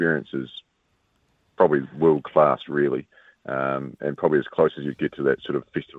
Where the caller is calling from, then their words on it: Canterbury, New Zealand; The mighty South Canterbury.